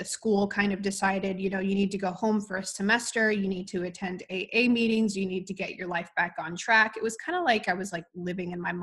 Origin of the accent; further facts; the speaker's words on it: Midwest, United States; moved away as an adult; also born or lived in New York; I moved from the Midwest and went off to New York to pursue lacrosse